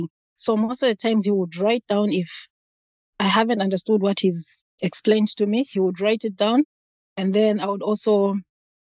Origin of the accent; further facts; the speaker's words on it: Zambia; moved away as an adult; now in Pennsylvania, United States; I'm from a country called Zambia, Africa